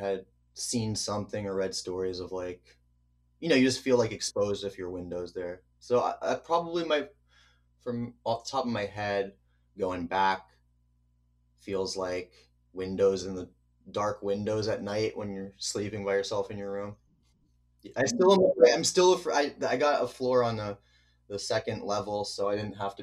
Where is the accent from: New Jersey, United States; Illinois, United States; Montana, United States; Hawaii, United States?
New Jersey, United States; also born or lived in New Brunswick, New Jersey; New Jersey, US. New Brunswick, which is like a college town, is where I was born. And then I lived in the suburbs of central New Jersey